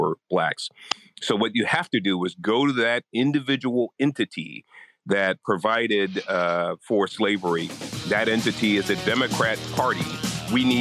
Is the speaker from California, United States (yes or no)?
yes; San Francisco, California, United States; I was born in Hunters Point in San Francisco, Hunters Point Project. So understand that life. We then moved to a middle-class neighborhood, lower middle-class neighborhood. And I was really a boy from the hood, kind of doing, you know, basic stuff in the city of San Francisco